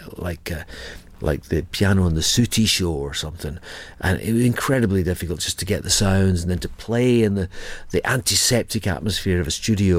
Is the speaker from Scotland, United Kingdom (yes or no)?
yes; Edinburgh, Scotland, United Kingdom; also born or lived in Ayr, Scotland; I was born in Edinburgh, I lived there till I was 12, then my mum changed job. I lived with my mum and we moved to Ayr